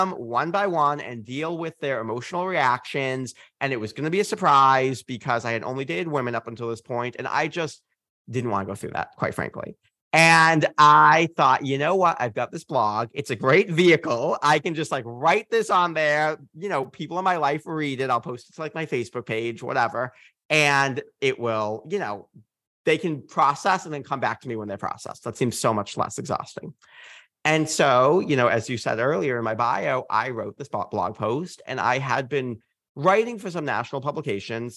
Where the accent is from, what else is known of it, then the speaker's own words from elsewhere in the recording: Massachusetts, United States; I'm from Massachusetts